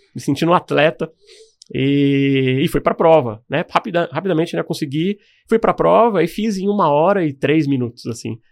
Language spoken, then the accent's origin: Portuguese; Caraguatatuba, São Paulo, Brazil; eu morava no litoral norte aqui de São Paulo. Eu passei minha infância lá, mas sou de lá, de Caraguatatuba